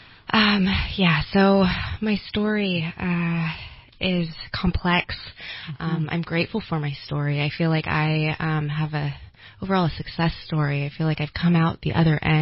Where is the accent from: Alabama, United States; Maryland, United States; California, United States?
California, United States; Redding; now in Sacramento, United States; I was raised in the Redding area. I currently reside in Sacramento.